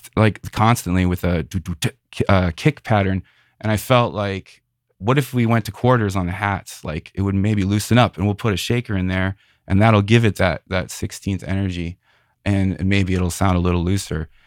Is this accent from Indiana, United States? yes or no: yes; Northwest Indiana, United States; now in San Francisco Bay Area, United States; I grew up in Northwest Indiana, right outside Chicago